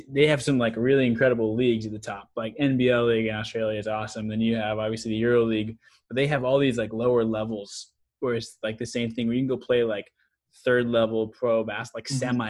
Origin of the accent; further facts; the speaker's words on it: United States; as an American